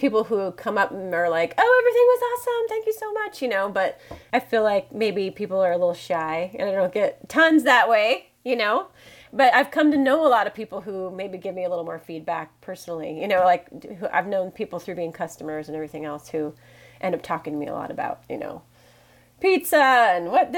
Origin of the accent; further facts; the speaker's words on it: Oregon, United States; also born or lived in Washington State / East Coast; I'm from Washington State, born in Washington State, grew up in Oregon.